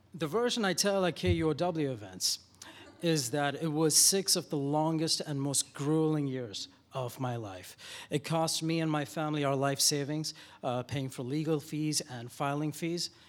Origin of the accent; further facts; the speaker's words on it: Dubai, United Arab Emirates; moved away as an adult; now in Seattle, United States; I moved here from Dubai, where I was born in the early eighties